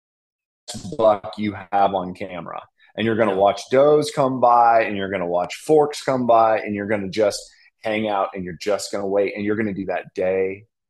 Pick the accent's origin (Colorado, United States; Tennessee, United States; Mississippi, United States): Colorado, United States; now in Nashville, United States; I'm from Colorado